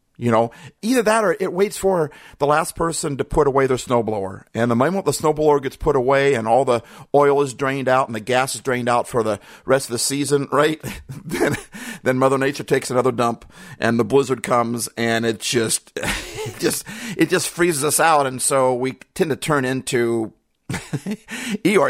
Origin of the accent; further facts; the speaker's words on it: Midwest, United States; also born or lived in Minnesota / Iowa / Wisconsin; I grew up in the Midwest, Minnesota, Iowa, Wisconsin